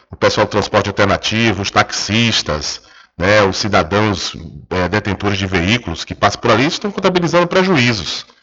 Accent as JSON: {"language": "Portuguese", "country": "Brazil", "said": "a gente é brasileiro, não desiste nunca"}